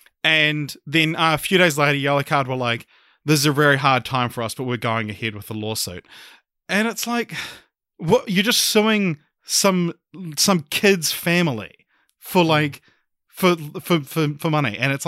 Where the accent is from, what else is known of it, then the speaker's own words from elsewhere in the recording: New Zealand; I mentioned like I'm from New Zealand and stuff like